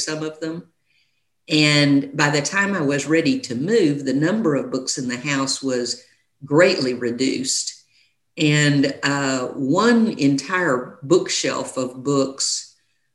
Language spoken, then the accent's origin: English; Big Spring, Texas, United States; moved away as an adult; also born or lived in Austin, Texas / Abilene, Texas; I was born in Big Spring, Texas